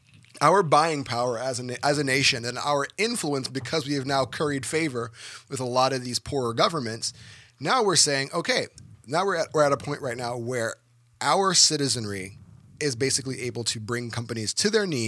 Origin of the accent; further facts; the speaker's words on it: Dominica; my home country of Dominica